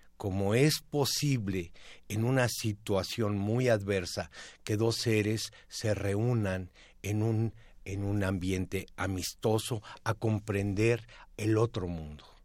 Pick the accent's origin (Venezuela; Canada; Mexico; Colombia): Mexico; como mexicanos